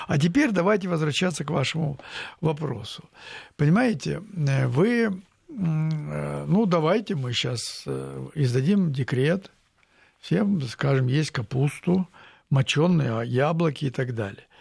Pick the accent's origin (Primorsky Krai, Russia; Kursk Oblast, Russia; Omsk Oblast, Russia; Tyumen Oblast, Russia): Tyumen Oblast, Russia; Tyumen